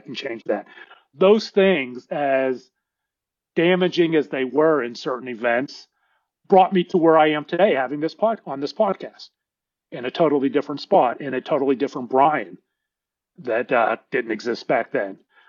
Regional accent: Pittsburgh, Pennsylvania, United States; now in Dallas, United States; We grew up in Pittsburgh, and my dad lived across the street from me here in Dallas

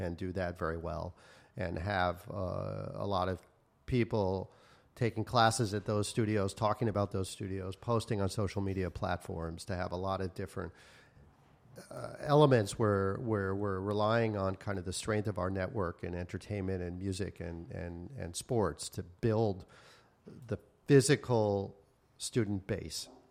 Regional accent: New York, United States; moved away as an adult; also born or lived in Taiwan / Asia; I'm from New York originally, and um, I've kind of had a long involvement in living in Asia. Lived in Asia almost uh, 25 years

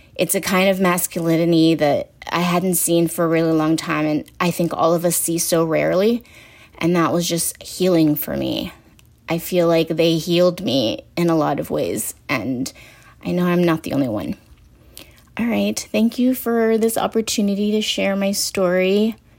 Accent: Midwest, United States; also born or lived in Busan, South Korea; I was born in Korea, in Busan. And I immigrated to the U S at a really young age and grew up here in the Midwest in predominantly white spaces

